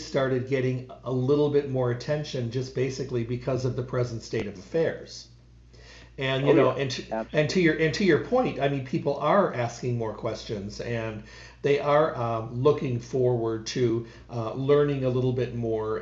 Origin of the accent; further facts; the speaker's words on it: Midwest, United States; when I was a kid growing up in the Midwest